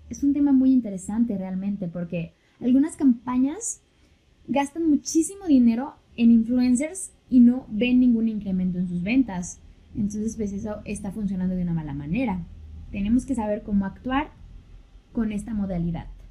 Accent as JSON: {"language": "Spanish", "country": "Mexico"}